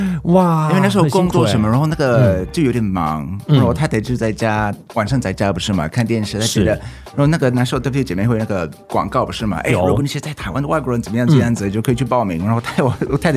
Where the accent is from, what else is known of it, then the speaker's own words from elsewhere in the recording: North Carolina, United States; Chinese is a second language; moved away as an adult; also born or lived in Taiwan / China; 我是来自美国的北卡州的…，那之前在台湾有住过八年，在大陆也有住过八年。哇哦！然后最近啊，应该前三年就搬回去美国这样子